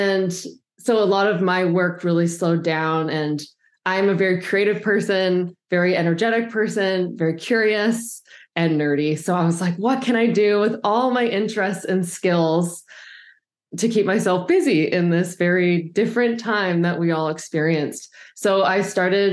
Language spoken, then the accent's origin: English; Vancouver Island, British Columbia, Canada; I grew up on Vancouver Island, and my parents were sailors and very outdoorsy.